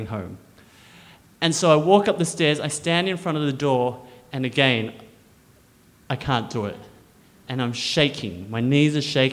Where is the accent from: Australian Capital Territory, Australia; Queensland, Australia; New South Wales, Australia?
Australian Capital Territory, Australia; Canberra; Growing up in Australia as a little Chinese boy in Canberra